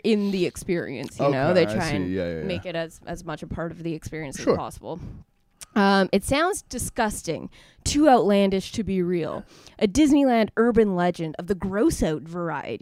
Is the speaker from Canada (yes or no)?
yes; Canada; moved away; born and raised in Canada